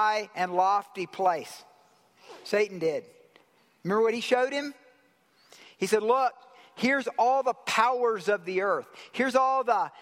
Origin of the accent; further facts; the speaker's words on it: Georgia, United States; I'm from Georgia